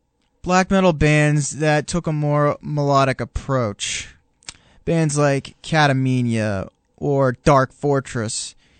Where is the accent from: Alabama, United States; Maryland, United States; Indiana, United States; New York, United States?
New York, United States; Hudson Valley; Now, we are from the Hudson Valley of New York